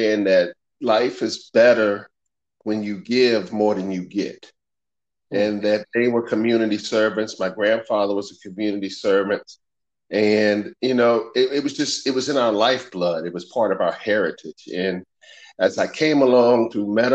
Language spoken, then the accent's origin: English; Winston-Salem, North Carolina, United States; I was raised in Winston-Salem, North Carolina